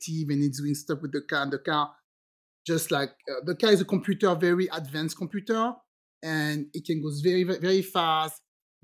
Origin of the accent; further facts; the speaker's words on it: Guadeloupe; also born or lived in France; now in United States; I'm originally from the French Caribbean, from Guadeloupe